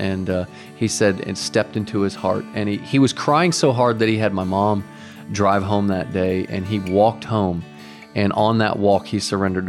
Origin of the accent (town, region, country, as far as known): Garland, Texas, United States; born or raised there; also born or lived in Kentucky